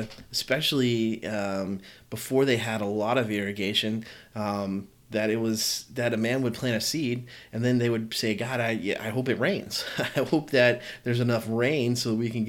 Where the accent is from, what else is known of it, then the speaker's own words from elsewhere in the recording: the South, United States; I'm from the South